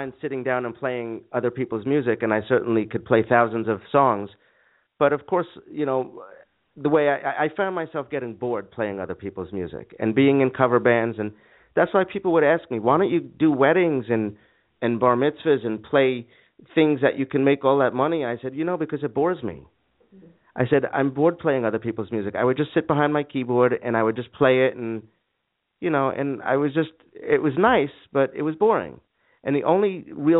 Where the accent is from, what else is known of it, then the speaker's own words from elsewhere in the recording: New York, United States; moved away as an adult; also born or lived in Boston / California / Arizona; I was born and raised in New York until I was 18 and went off to college in Boston